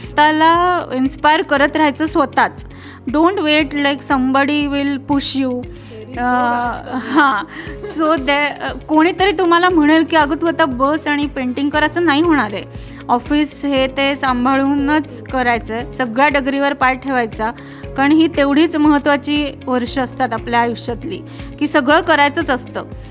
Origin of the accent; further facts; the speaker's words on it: Khandesh, Maharashtra, India; तशी मी लहानपणापासून खानदेशी आहे